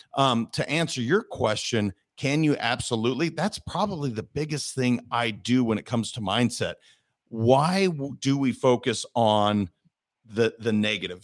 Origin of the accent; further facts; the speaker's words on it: Montana, United States; I'm a kid from Montana.